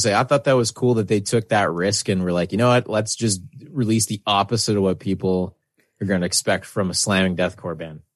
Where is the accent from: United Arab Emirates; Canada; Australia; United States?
Canada; being Canadian